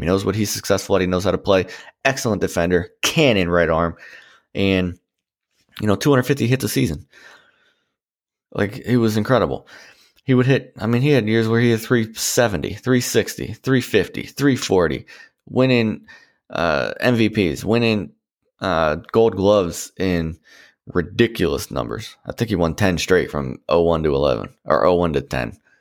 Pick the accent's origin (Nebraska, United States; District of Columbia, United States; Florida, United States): District of Columbia, United States; Washington; growing up in, you know, the D C area before the Nats were around